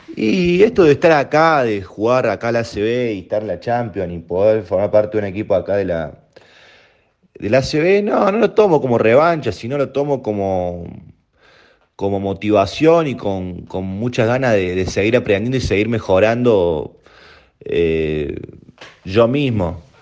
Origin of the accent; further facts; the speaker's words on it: Córdoba, Argentina; moved away as an adult; now in Spain; yo vengo de Argentina